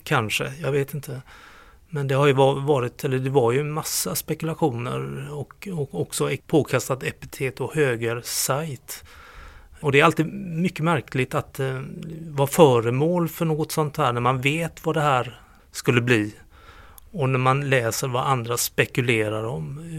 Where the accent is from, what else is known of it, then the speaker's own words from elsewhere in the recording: Gothenburg, Västra Götaland, Sweden; moved away as an adult; now in Skåne, Sweden; Jag är göteborgare i skånsk exil sedan över 30 år